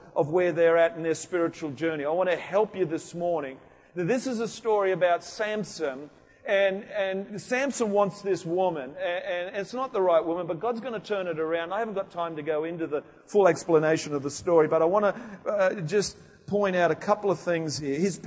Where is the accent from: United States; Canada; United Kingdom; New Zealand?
United Kingdom; moved away; I come from England, Wales